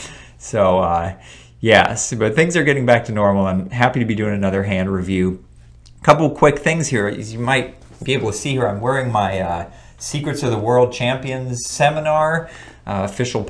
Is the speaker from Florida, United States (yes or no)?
yes; Florida, United States; It wasn't the best time to be in Florida here. We lost power for about a week, at least in my hometown